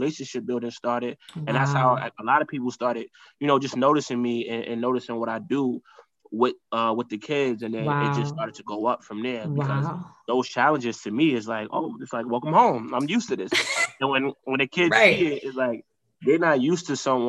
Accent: New York City, New York, United States; I'm growing up in Harlem, growing up, you know, in urban environments, growing up in the hood

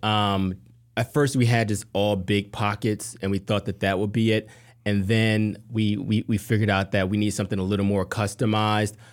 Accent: Harrisburg, Pennsylvania, United States; moved away; also born or lived in Atlanta; I'm from Harrisburg, Pennsylvania

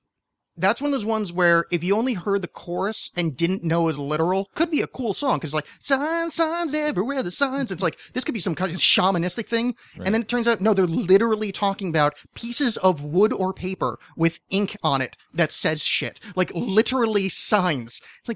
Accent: New York, United States; because I grew up in the New York metro area. So every fucking Thanksgiving, I had to hear that piece of shit song.

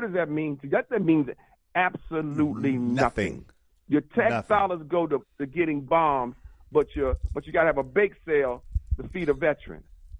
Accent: Baltimore, Maryland, United States; I'm from Baltimore, like you say.

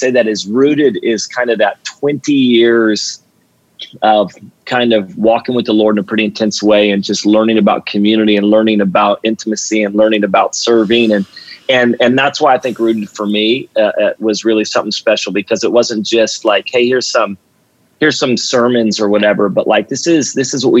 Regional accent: Redding, California, United States; now in Sacramento, United States; born and raised in Redding

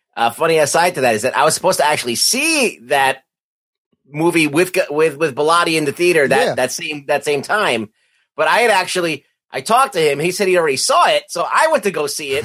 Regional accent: United States; as an American

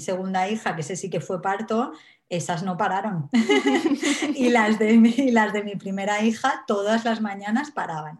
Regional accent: Alicante, Valencian Community, Spain; now in Wales, United Kingdom; yo soy de Alicante, pero ahora estoy viviendo en Gales.

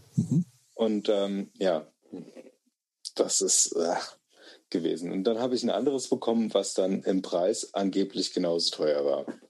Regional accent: Germany; ich bin Deutscher

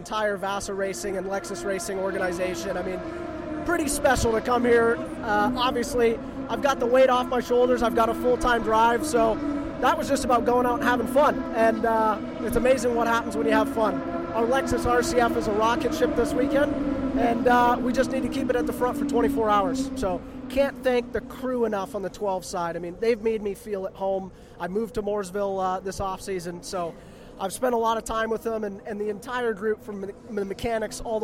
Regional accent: Canada; being Canadian, I'm used to sub temperatures this time of year

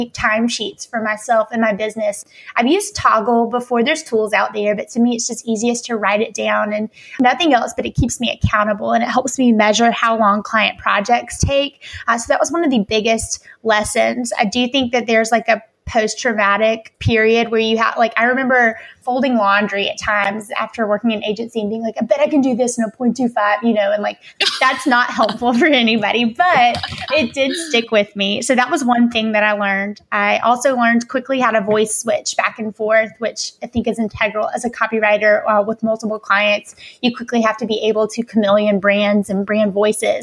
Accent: Alabama, United States; I grew up in Alabama

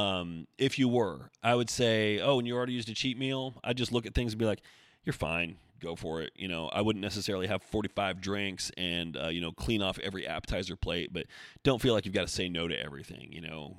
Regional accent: Oregon, United States; I grew up in Oregon also.

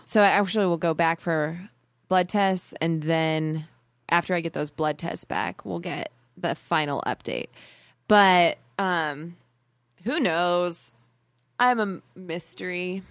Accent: Arizona, United States; I was born in Arizona

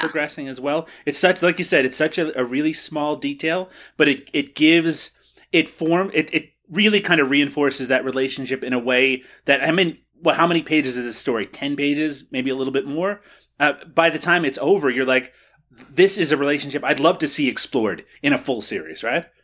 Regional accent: Kelligrews, Newfoundland and Labrador, Canada; my hometown, Kelligrews, Newfoundland

